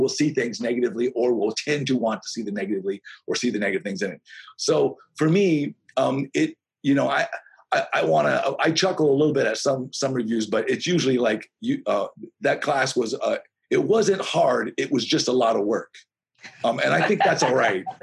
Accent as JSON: {"language": "English", "town": "Las Vegas", "region": "Nevada", "country": "United States", "tie": "born or raised there", "also_born_or_lived": "Gig Harbor, Washington", "moved": "yes", "said": "I grew up in Vegas"}